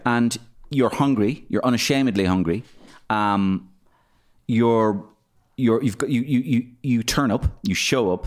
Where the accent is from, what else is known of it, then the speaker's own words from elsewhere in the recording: Waterford, Munster, Ireland; we're both from Waterford, So we're both blatheads